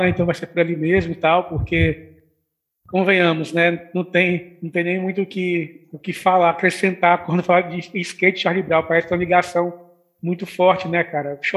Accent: Minas Gerais, Brazil; now in Vitória, Brazil; Eu moro em Vitória tem 11 anos, mas eu, já eu já faço capixaba. Eu falei, não, ainda é mineiro ainda.

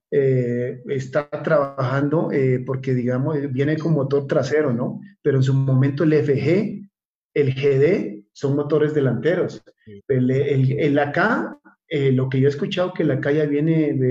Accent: Carchi, Ecuador; tú vas de turismo a, mi tierra y entre, entre Tulcán y, y Barra ves que te pasa un, un, un floating un pullman carchia

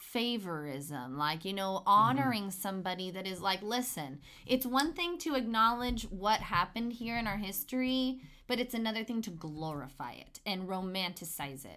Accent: California, United States; this soil that I was born and raised on was Mexico not long ago.

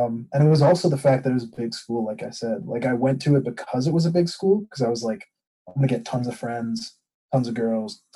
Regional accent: New York, United States; moved away; I'm from New York.

